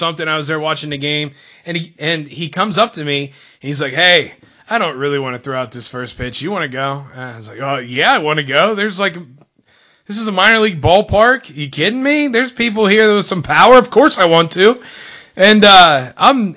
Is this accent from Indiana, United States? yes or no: no; State College, Pennsylvania, United States; my hometown